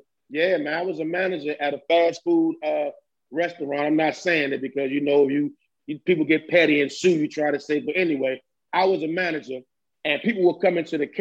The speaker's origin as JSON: {"language": "English", "town": "Landover", "region": "Maryland", "country": "United States", "said": "PG County. That's where I'm from. I'm from Landover."}